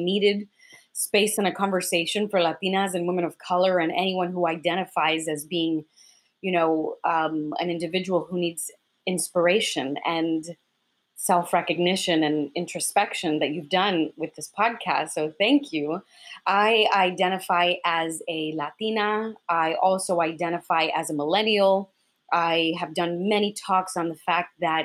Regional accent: New York City, New York, United States; first language Spanish; English is a second language; also born or lived in Dominican Republic / the Bronx; I came here to the United States when I was just 3 years old by way of Washington Heights, New York City, where the majority of Dominicans go through when coming to this country. We spend a lot of our time in Washington Heights and in the Bronx. I spent the majority of my childhood there

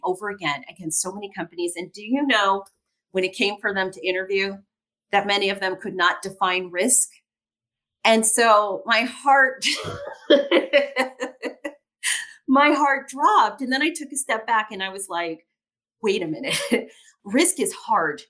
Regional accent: Gary, Indiana, United States; I was born in uh, Gary, Indiana, which was a steel mill town

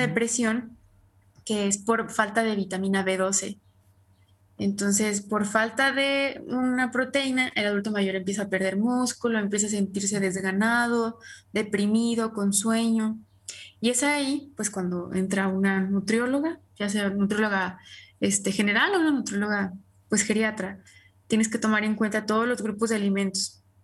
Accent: Mexico; nosotros que somos mexicanos

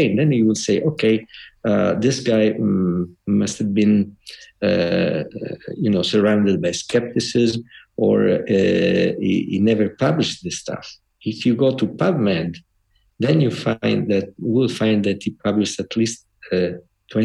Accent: Trani, Apulia, Italy; moved away as an adult; also born or lived in Bologna; I'm not from Bologna, not born in Bologna. I was born in the south of Italy, in Puglia and Trani.

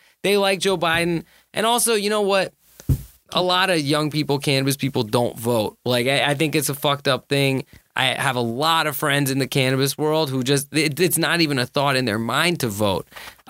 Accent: Pakistan; I'm Pakistani.

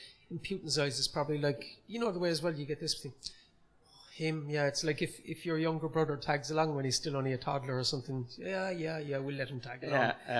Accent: Cork, Munster, Ireland; accent: Cork; I am from Cork City. I grew up in Gronabrohr in the city

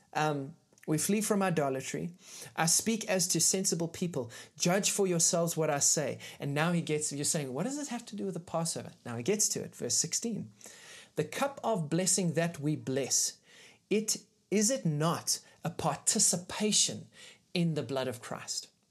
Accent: South Africa; as a South African

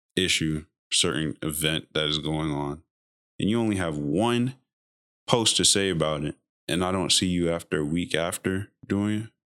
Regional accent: United States; we as American

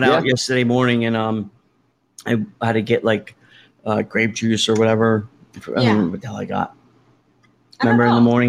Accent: New Jersey, United States; I'm from Jersey. Northerner.

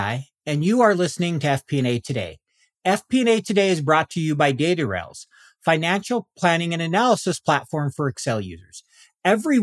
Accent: Salt Lake City, Utah, United States; my hometown of Salt Lake City

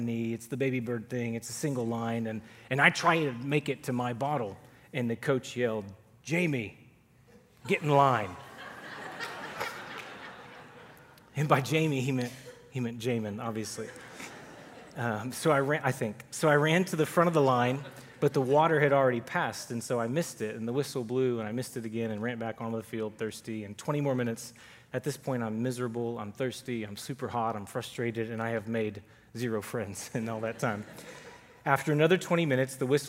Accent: Duncanville, Texas, United States; also born or lived in Fairfield, Texas; The summer before my eighth grade year, we moved from Duncanville, which is up here in the DFW area, to a small country town 90 miles south of Dallas called Fairfield

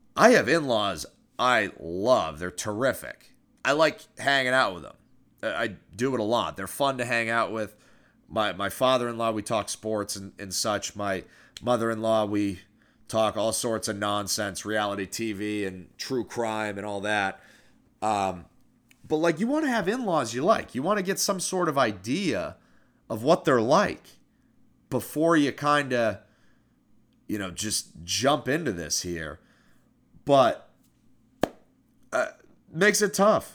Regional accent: Newmarket, New Hampshire, United States; moved away; small town American life, Newmarket, New Hampshire

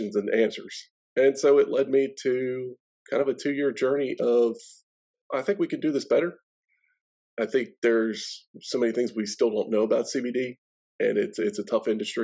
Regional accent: Baltimore, Maryland, United States; moved away as an adult; now in Nashville, United States; I'm actually originally from Baltimore, Maryland, born and raised there.

